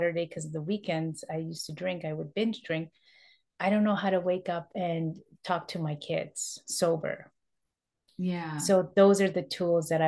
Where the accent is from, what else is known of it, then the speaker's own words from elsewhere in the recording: Toronto, Ontario, Canada; I am born and raised in Toronto, that's in Canada